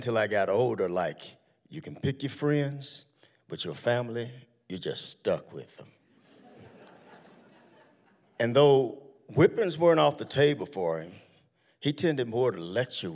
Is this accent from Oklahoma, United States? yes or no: yes; Tulsa, Oklahoma, United States; I grew up in Tulsa, Oklahoma